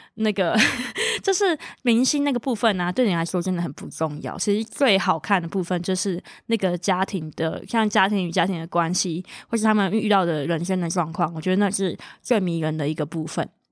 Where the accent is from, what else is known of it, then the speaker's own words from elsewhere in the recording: Zhonghe, New Taipei, Taiwan; moved away as an adult; now in United States; 我自己在双北长大，我住中和嘛